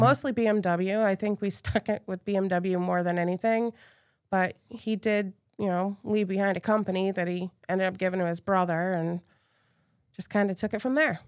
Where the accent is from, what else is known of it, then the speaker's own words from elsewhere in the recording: Massachusetts, United States; moved away as an adult; also born or lived in Greenfield, Massachusetts / Cape Cod, Massachusetts / Boston area, Massachusetts; now in Valrico, United States; I'm originally from Massachusetts. I was born and raised there